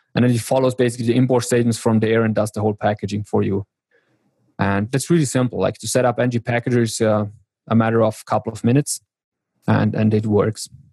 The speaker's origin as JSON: {"language": "English", "area": "South Tyrol", "region": "Trentino-Alto Adige", "country": "Italy", "said": "I'm from South Tyrol, which is a very small region here in Italy, the very north"}